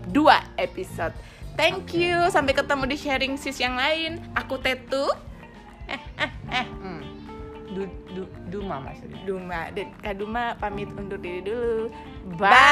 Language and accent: Indonesian; Batak, North Sumatra, Indonesia; saya Batak